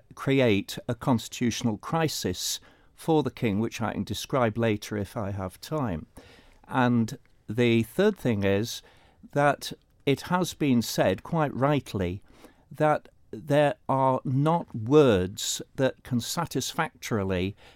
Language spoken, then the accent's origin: English; Wales, United Kingdom; moved away as an adult; now in Isle of Man; come from one Celtic country to another, I find the bill to be countercultural, because certainly I came from Wales before I came to the Isle of Man